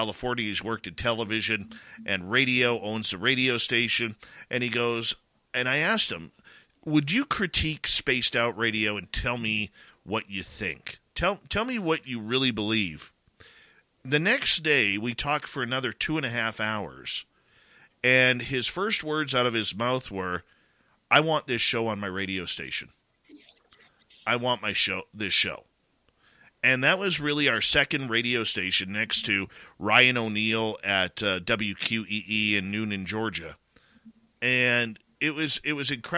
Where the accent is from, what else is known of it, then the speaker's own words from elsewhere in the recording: Canada; accent: Canadian; my Canadian accent